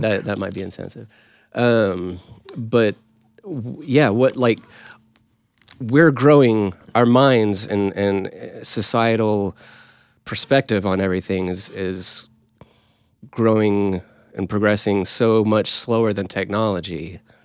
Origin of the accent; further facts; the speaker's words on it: Oklahoma, United States; we're from Oklahoma.